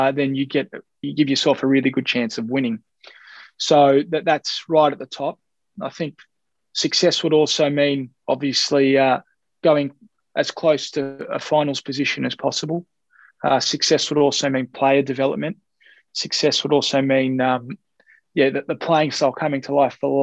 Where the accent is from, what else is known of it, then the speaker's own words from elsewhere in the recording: Australia; an Australian Greek